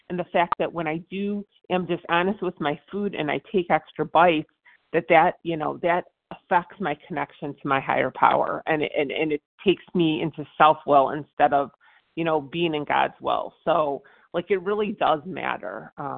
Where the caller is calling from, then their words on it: Virginia, United States; All right, this is … I'm calling from Virginia.